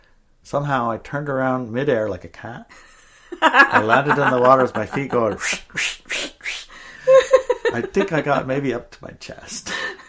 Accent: Juneau, Alaska, United States; In Juneau, Alaska, where I grew up in Alaska

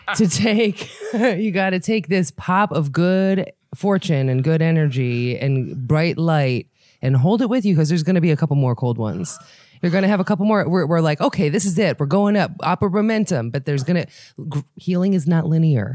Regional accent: Israel; moved away; I was born in Israel

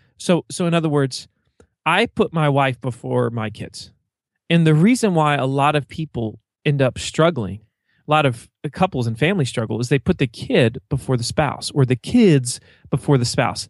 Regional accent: eastern Virginia, United States; accent: Southern twang; I'm from Virginia, and, uh, I would say it's, it's the eastern side of the state. I live right on the Chesapeake Bay, and it's a very rural town

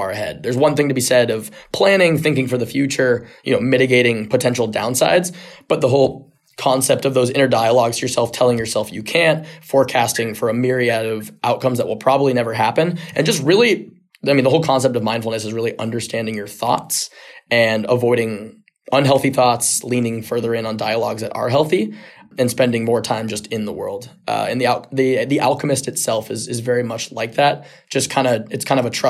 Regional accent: San Diego, California, United States; I grew up in San Diego

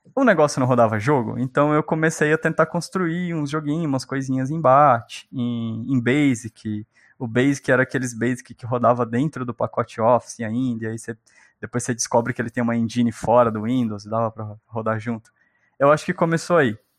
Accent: São Paulo, Brazil; also born or lived in Minas Gerais; eu nasci em Minas. E aí eu fui criado pela minha avó, pela minha tia, que foram me buscar lá em Minas, né? Eu tava sendo criado por uma outra pessoa e vim para o estado de São Paulo com cinco aninhos.

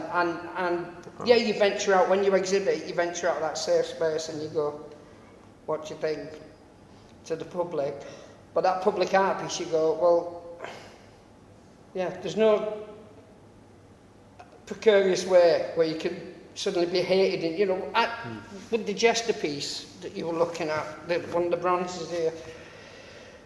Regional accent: United Kingdom; I live in my hometown

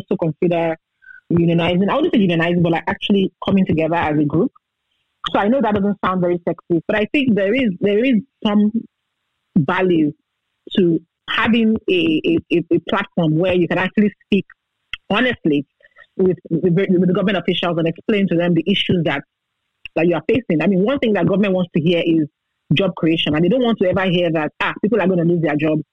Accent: Nigeria; as a Nigerian citizen, with my green passport. That's my only passport

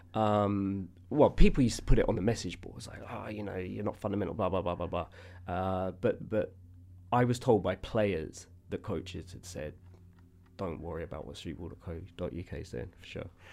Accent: London, United Kingdom; I'm from Southwest London

